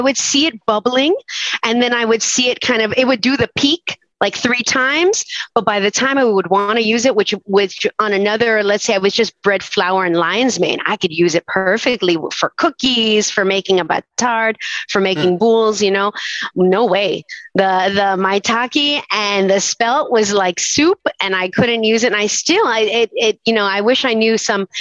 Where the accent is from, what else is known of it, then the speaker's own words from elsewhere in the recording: Weston, Florida, United States; moved away as an adult; now in Gainesville, United States; I'm originally from Fort Lauderdale or what is known as Weston, as far west as you can go to the Everglades